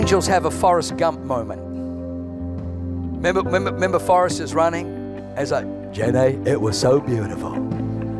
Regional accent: Germany; I was born in Germany

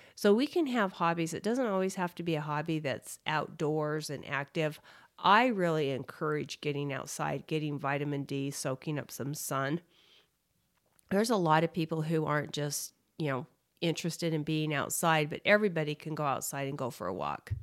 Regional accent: Utah, United States; growing up in Utah

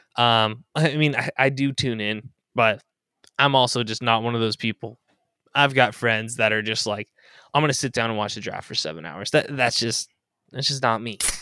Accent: Orange County, California, United States; I grew up in Orange County, the home of the Fairweather fan

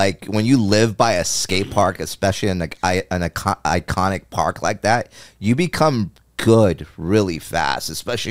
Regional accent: New Jersey, United States; I was from Jersey

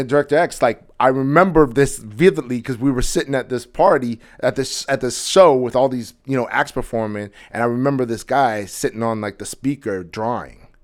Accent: Edmonton, Alberta, Canada; moved away as an adult; now in Toronto, Canada; I'm originally, like, I grew up in Edmonton

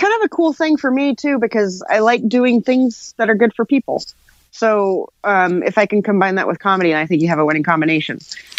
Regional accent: Tennessee, United States; No, Tennessee, like about a little 45 minutes northwest of Nashville.

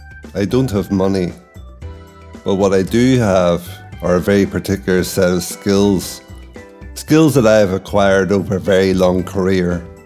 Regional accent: County Derry, Northern Ireland, United Kingdom; moved away as an adult; also born or lived in China; I'm from County Derry.

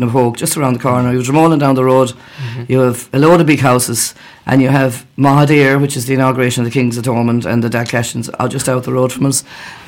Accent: Quin, County Clare, Ireland; I'm from Queen all my life

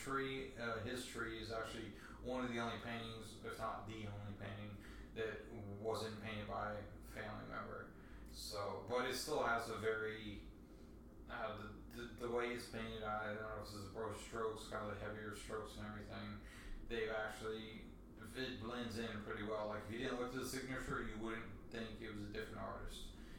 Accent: Florida, United States; I lived at Penny Camp. I grew up in Penny Camp, and Flamingo was like my summer childhood was at.

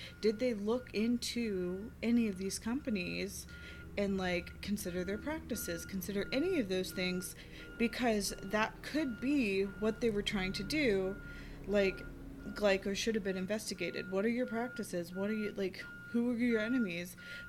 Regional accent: United States; I am an American.

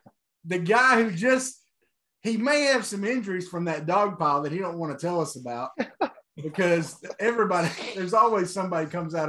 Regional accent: Arkansas, United States; in Arkansas my whole life.

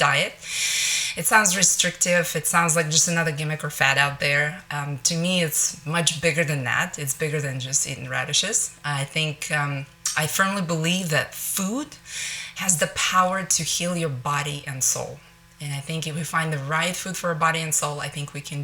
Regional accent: Russia; moved away as an adult; now in Northwest Arkansas, United States; I grew up in Russia where it's meat and potatoes

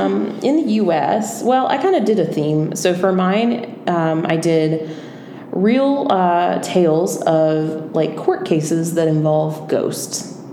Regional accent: South Carolina, United States; I grew up in South Carolina summers.

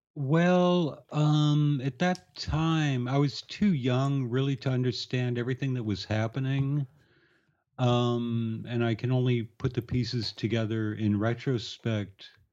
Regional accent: Tucson, Arizona, United States; moved away; growing up in Tucson, Arizona

